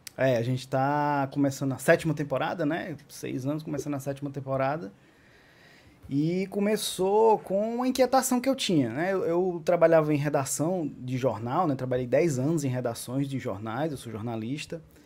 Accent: Acopiara, Ceará, Brazil; also born or lived in Iguatu; now in Fortaleza, Brazil; Não só sou cearense, como sou cearense do interior do Ceará. Nasci em Iguatu e morei parte da minha vida em Acopiara, 16 anos até, vim morar em Fortaleza, onde eu resido atualmente.

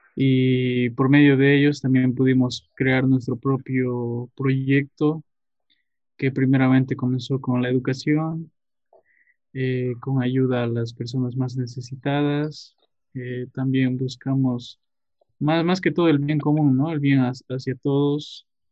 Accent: Tarija, Bolivia; yo soy de Tarija, nací en el valle, pero actualmente vivo en Cercado, Cercado de Tarija

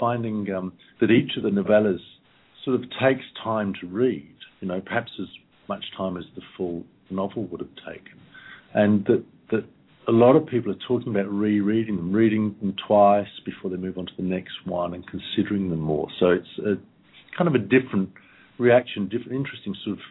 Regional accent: Malvern, West Midlands, United Kingdom; the Malvern Hills where I grew up in England when I was 15

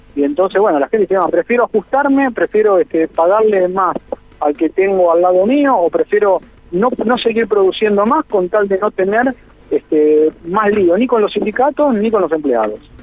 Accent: Argentina

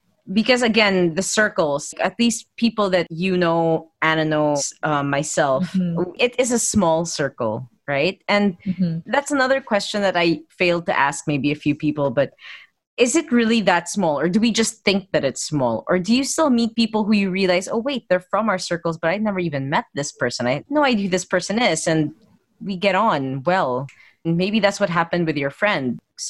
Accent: Philippines; That's because we're Filipino and like we're taught lady should be the ones courted.

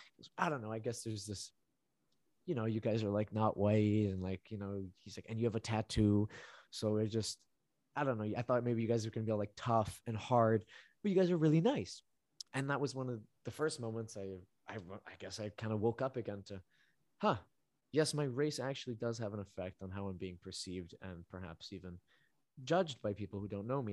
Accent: Vancouver, British Columbia, Canada; also born or lived in Medellín, Colombia; where I grew up in Vancouver, it is extremely multidiverse.

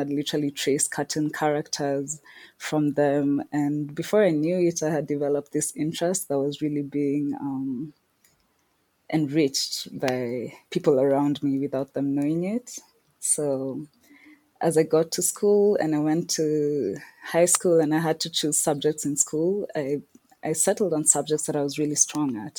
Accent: Nairobi, Kenya; also born or lived in Scotland; I was born and raised in Nairobi, Kenya

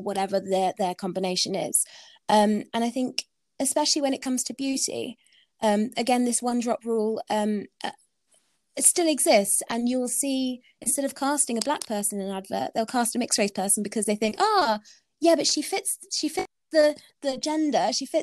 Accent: United Kingdom; I'm British

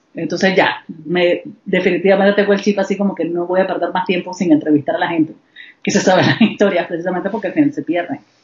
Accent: Panama; moved away; also born or lived in Nicaragua; yo soy panameña

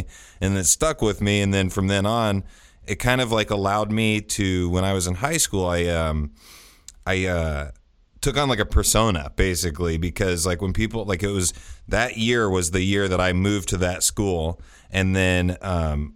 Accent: Greenfield, Indiana, United States; Greenfield is where I actually grew up. So it's kind of east of Indianapolis by about 20 minutes

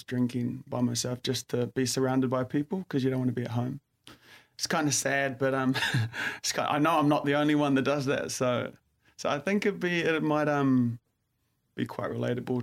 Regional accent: New Zealand; moved away as an adult; also born or lived in London; now in Sydney, Australia; born and raised in New Zealand and then sort of moved around after high school

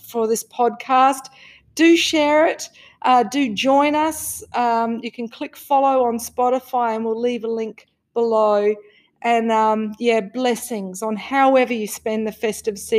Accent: Australia; growing up in Australia, my goodness, there was no emotional awareness

